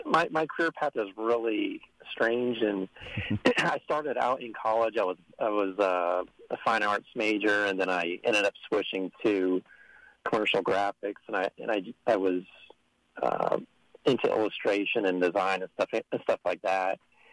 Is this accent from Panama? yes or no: no; Midwest, United States; also born or lived in St. Louis / Kansas City; I've actually grown up all over the Midwest. I'm an Air Force brat. My dad was in the Air Force.